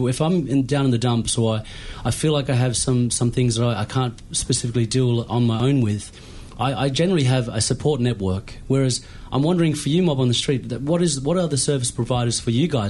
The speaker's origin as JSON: {"language": "English", "area": "the Kimberley", "region": "Western Australia", "country": "Australia", "moved": "yes", "lives_now": "Melbourne, Australia", "said": "I'm from the Kimberleys, and we are used to being in hot country"}